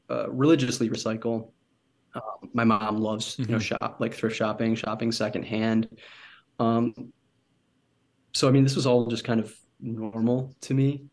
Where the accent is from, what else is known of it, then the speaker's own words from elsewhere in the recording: Michigan, United States; I'm from Michigan, um, originally Michigan in the United States.